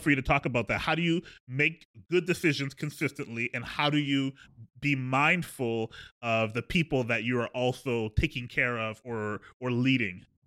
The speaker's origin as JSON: {"language": "English", "town": "Edmonton", "region": "Alberta", "country": "Canada", "tie": "born or raised there", "said": "we're both from Alberta, both from the same hometown of Edmonton"}